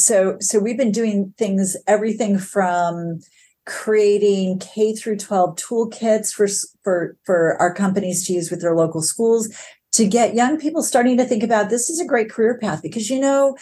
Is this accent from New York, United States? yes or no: yes; New York, United States; born there; also born or lived in Michigan; born in New York under IBM umbrella, and then, you know, moved to Michigan